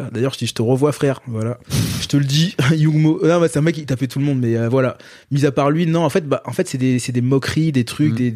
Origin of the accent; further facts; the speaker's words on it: Paris, Île-de-France, France; also born or lived in Guadeloupe; Dans Paris. Dans pur parisien. Euh, voilà, j'ai grandi dans le 14e.